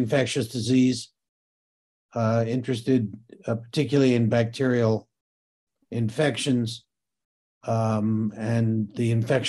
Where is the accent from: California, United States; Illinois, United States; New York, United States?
New York, United States; Great Neck; My parents moved from New York City to the nearest suburb, which is Great Neck. It was about 1944. I was, I guess, about 6 years old. And I grew up then in the suburb.